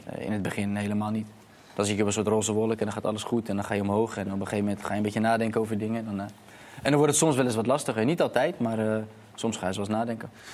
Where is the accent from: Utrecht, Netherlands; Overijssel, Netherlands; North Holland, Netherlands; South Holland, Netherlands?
South Holland, Netherlands; Rotterdam; voor mij ook als Rotterdamse jongen